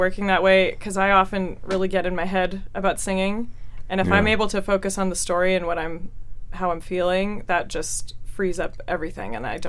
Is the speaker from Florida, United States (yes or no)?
yes; Florida, United States; moved away as an adult; also born or lived in Michigan / Utah; I'm originally from Florida.